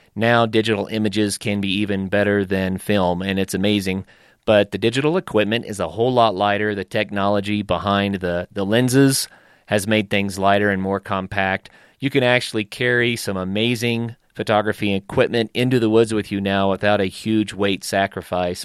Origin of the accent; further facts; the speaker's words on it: northeastern Oklahoma, United States; every hour that I could in the woods growing up in Oklahoma